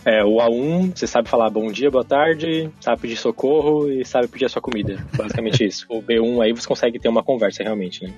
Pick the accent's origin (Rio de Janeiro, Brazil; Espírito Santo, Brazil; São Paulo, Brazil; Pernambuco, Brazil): São Paulo, Brazil; moved away as an adult; now in Berlin, Germany; sou de São Paulo, tenho 34 anos agora.